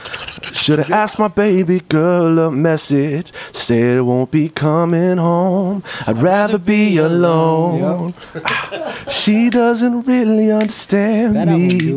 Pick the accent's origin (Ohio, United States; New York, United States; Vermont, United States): New York, United States; And I grew up around New York in the 90s going to Fat Beats, and that's a big part of my introduction to independent music culture.